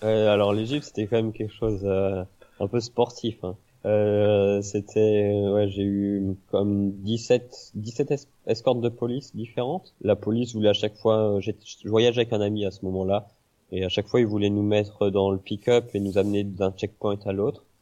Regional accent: Rennes, Brittany, France; moved away as an adult; je suis parti de Bretagne, euh, de Rennes

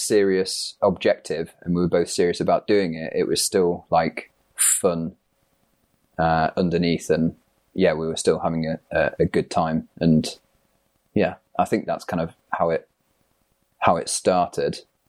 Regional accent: East Midlands, United Kingdom; I grew up in the Peak District

